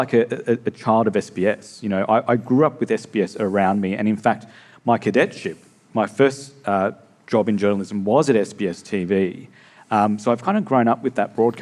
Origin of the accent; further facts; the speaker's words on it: Melbourne, Victoria, Australia; we grew up in Melbourne